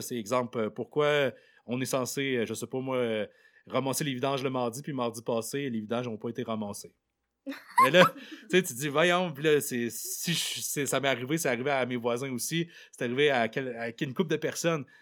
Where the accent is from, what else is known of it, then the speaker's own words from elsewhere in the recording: Côte-Nord, Quebec, Canada; je viens de la Côte-Nord